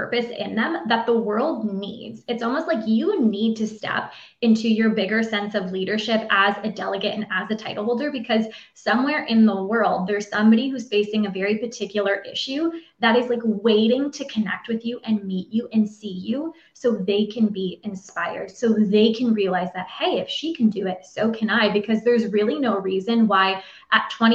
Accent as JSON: {"language": "English", "region": "Ontario", "country": "Canada", "said": "I'm from Ontario, Canada"}